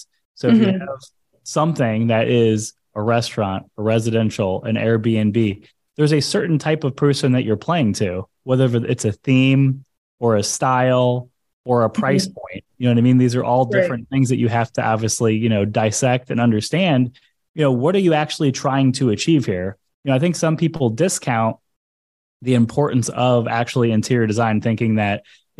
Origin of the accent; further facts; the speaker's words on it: St. Louis, Missouri, United States; now in South Florida, United States; So I came from St. Louis, Missouri, and I moved to South Florida.